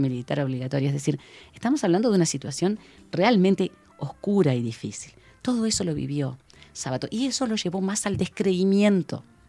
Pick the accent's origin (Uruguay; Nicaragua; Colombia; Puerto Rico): Uruguay